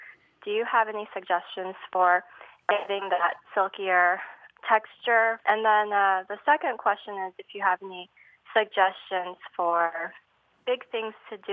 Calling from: Dexter, Michigan, United States; Dexter, Michigan.

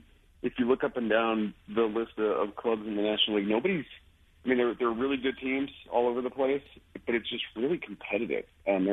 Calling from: Denver, Colorado, United States; From Denver. I'm actually home.

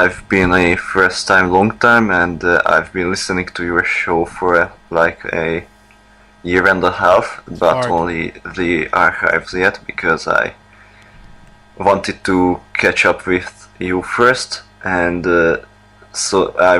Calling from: Hungary; English is a second language; from Hungary

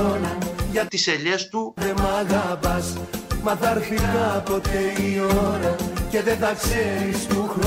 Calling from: Heraklion, Crete, Greece; από το Ηράκλειο τη Κρήτη.

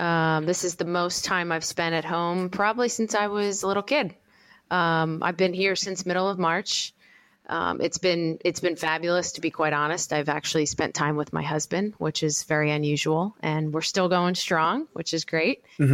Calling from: Medford, New Jersey, United States; I am currently in Medford, New Jersey.

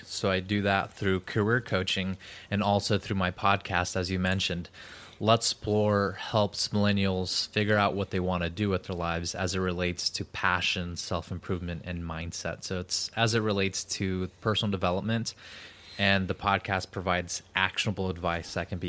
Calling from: San Diego, California, United States; I am in San Diego, California, in the United States.

